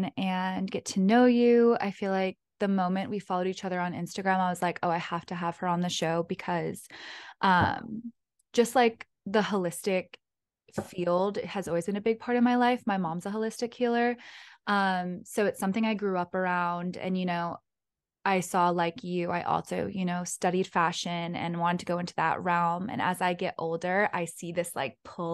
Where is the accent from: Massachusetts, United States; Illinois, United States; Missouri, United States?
Massachusetts, United States; North Shore of; moved away; I'm from North Shore of Massachusetts. I'm like fifth generation.